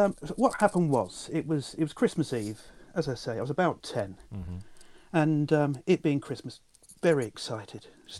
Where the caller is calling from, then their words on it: Swindon, South West England, United Kingdom; I'm calling you from Swindon.